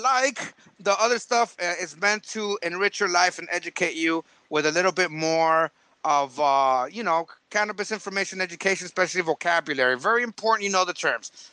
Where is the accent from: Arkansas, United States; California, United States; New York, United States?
California, United States; San Diego; we're from San Diego